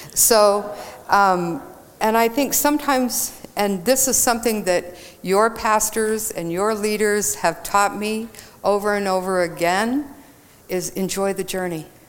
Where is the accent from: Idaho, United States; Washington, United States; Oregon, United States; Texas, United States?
Texas, United States; I grew up in Texas